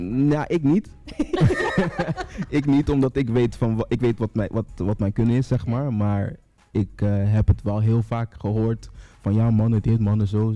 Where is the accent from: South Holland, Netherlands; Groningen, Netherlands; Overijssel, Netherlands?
South Holland, Netherlands; Rotterdam; 33 jaar, kom uit Rotterdam.